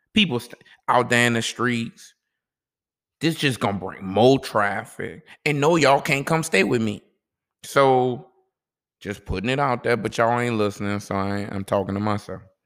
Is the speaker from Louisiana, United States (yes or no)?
yes; New Orleans, Louisiana, United States; I'm from New Orleans